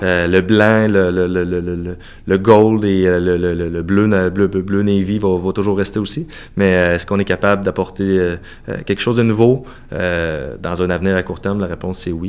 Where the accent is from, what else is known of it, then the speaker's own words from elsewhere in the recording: Cap-Saint-Ignace, Quebec, Canada; also born or lived in Saint-Jean-Chrysostome, Lévis; Moi, je suis né à Cap-Saint-Ignace, tout près de Montmagny.